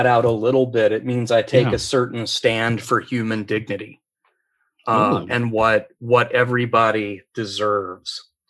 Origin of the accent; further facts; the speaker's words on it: Appalachia, United States; Well, at first I was a godless little pagan, country religion out in Appalachia. So I grew up in Appalachia.